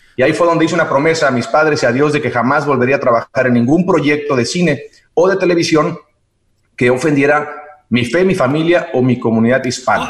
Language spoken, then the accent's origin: Spanish; Xicoténcatl, Tamaulipas, Mexico; also born or lived in Ciudad Mante, Tamaulipas / New York / Mexico City / Miami; now in Los Angeles, United States; Yo nací en Ciudad Mante, Tamaulipas, y crecí en Jicotencal, Tamaulipas